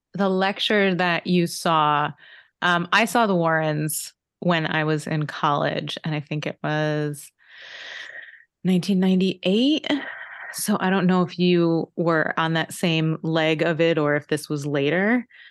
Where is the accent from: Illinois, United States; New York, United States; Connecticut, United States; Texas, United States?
Connecticut, United States; I grew up in Connecticut